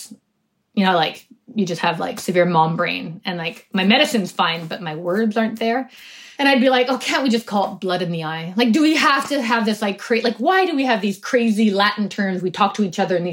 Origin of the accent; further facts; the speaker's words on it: Canada; also born or lived in United States; I was born in the States, actually. I was two when we came back.